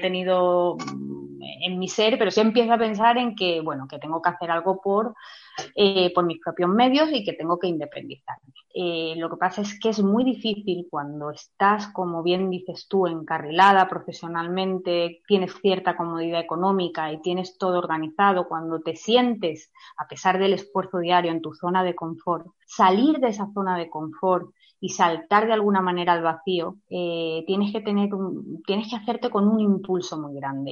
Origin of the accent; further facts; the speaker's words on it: Melilla, Spain; yo eh, he nacido en Melilla